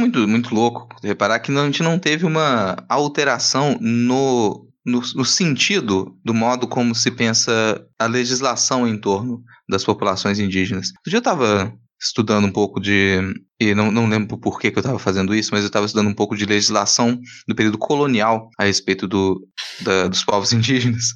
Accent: Minas Gerais, Brazil; eu sou de Minas

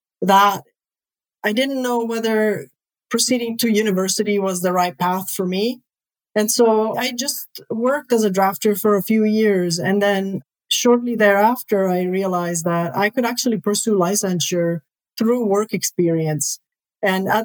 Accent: Rome, Lazio, Italy; moved away; I originally was born and raised in Rome, Italy.

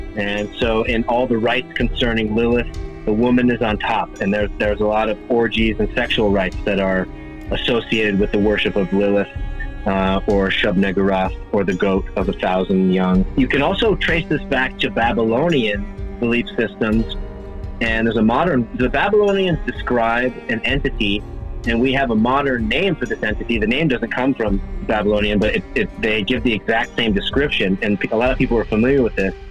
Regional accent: Hawaii, United States; moved away; I'm originally from Hawaii

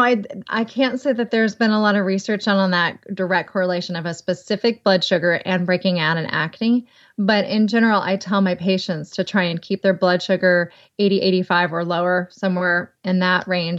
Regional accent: the South, United States; accent: southern; Skim. Might be my southern accent.

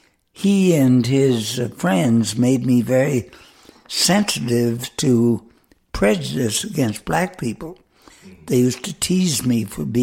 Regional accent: Charleston, United States; I grew up in Charleston with a certain amount of anti-Semitism, to which I was quite sensitive as a little boy.

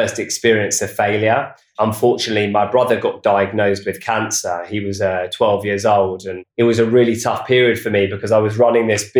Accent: Watford, East of England, United Kingdom; moved away as an adult; now in London, United Kingdom; We grew up in near Watford in Hertfordshire

